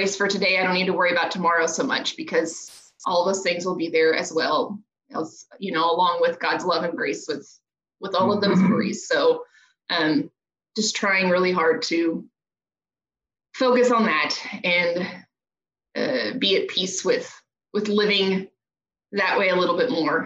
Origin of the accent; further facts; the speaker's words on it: Houston, Texas, United States; moved away as an adult; I grew up in Houston and my whole family is here